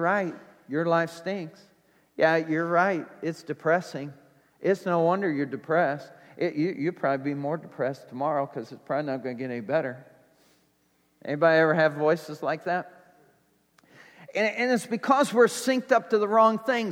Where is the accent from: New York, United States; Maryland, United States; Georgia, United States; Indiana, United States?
Indiana, United States; Indianapolis; moved away; I'm from Indianapolis